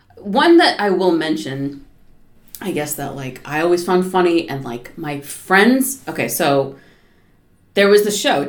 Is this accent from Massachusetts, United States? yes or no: yes; Norwell, Massachusetts, United States; I grew up in Norwell, Massachusetts